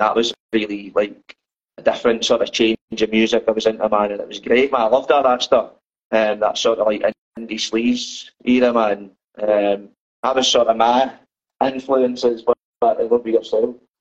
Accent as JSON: {"language": "English", "town": "Dundee", "region": "Scotland", "country": "United Kingdom", "moved": "yes", "lives_now": "Glasgow, United Kingdom", "said": "I'm from Dundee. I just in Glasgow now"}